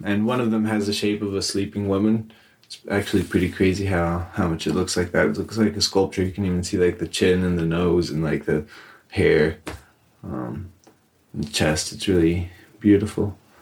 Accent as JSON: {"language": "English", "town": "Amecameca", "region": "State of Mexico", "country": "Mexico", "tie": "born or raised there", "said": "I grew up in Amecameca, which is uh, very near Mexico City"}